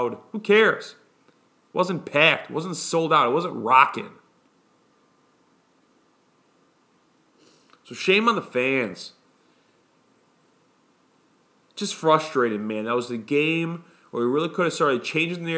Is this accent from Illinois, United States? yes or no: yes; Chicago, Illinois, United States; now in Brooklyn, United States; Chicago born and raised, currently live in New York